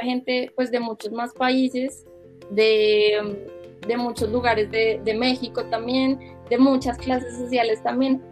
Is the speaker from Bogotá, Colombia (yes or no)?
yes; Bogotá, Colombia; yo que soy de Bogotá